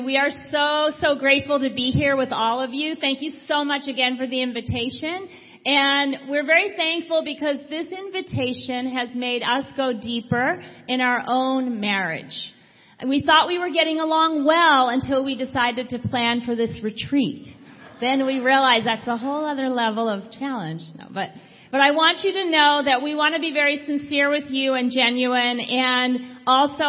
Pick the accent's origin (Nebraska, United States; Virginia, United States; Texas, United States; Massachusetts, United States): Massachusetts, United States; Boston; moved away; I'm from the East Coast. I'm from Boston, Massachusetts.